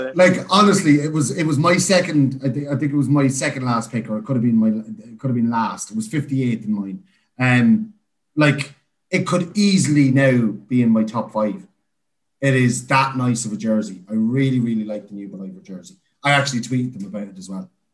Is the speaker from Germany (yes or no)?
no; Navan, Leinster, Ireland; I was from Navan outside beside Simonstown.